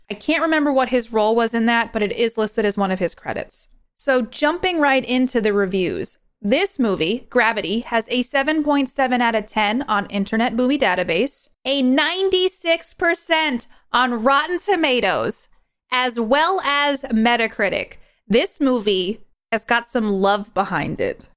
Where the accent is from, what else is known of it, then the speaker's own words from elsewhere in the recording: New York, United States; I'm from New York. I was born and raised there.